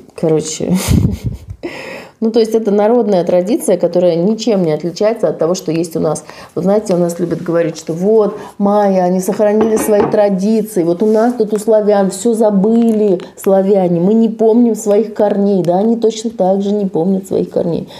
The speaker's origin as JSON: {"language": "Russian", "region": "Saint Petersburg", "country": "Russia", "said": "я из Санкт-Петербурга"}